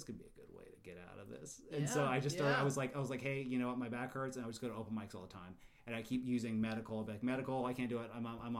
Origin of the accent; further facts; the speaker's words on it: Los Angeles, California, United States; also born or lived in Sacramento; now in San Diego, United States; No, I was born in Los Angeles, and then my dad moved down here for work.